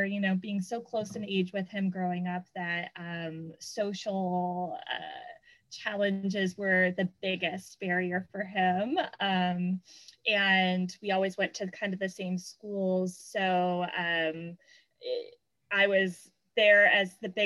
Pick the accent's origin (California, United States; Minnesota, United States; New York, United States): California, United States; Southern; I grew up in Southern California